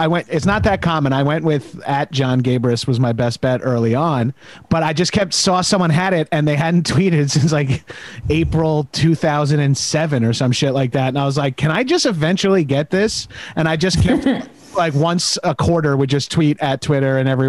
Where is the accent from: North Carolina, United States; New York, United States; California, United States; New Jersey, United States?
New York, United States; Long Island; I'm from Long Island, so it's practically the same.